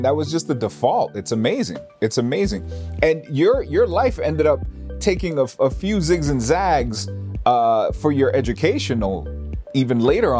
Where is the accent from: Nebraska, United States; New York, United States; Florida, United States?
New York, United States; New York City; growing up in New York City, you're surrounded by, you know, we all put ourselves in these little sort of ghettos and stuff like that where we want to be around like cultured people, so to speak.